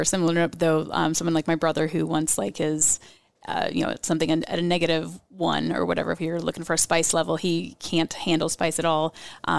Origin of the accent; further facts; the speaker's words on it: Mexico; everything growing up in Mexico.